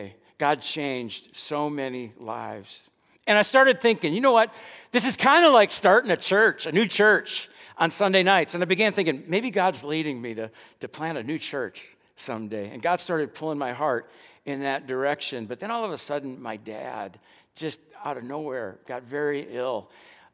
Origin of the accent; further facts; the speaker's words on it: Dallas, Texas, United States; also born or lived in Lincoln, Illinois; I grew up in West Dallas